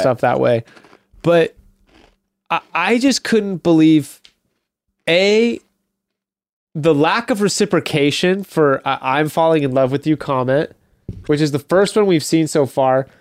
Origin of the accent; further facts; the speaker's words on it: United States; as an American